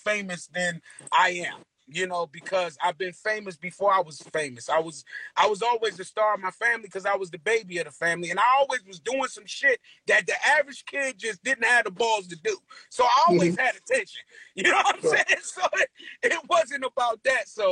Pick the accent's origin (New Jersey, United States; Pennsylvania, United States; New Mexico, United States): New Jersey, United States; Newark; I'm from Newark, bruh.